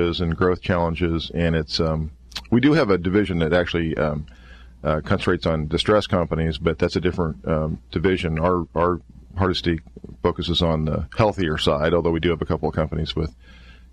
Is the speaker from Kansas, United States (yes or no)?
yes; Kansas, United States; I hail from a small town in Kansas